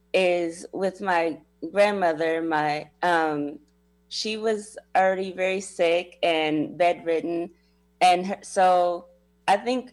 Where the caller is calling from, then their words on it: Springfield, Illinois, United States; Springfield, Illinois.